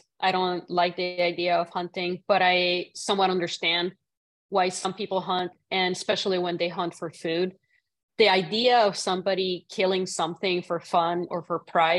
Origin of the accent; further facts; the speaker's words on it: Puerto Rico; moved away; I grew up in Puerto Rico.